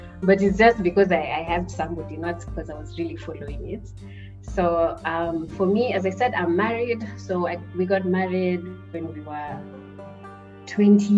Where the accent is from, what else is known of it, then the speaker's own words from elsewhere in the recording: Kenya; moved away as an adult; now in Ilmenau, Germany; I come from Kenya, and I am currently a master's student